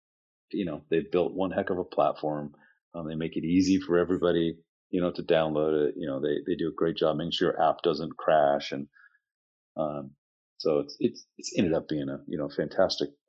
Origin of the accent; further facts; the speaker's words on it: Seattle, Washington, United States; moved away as an adult; now in Scottsdale, United States; I'm from the Seattle area.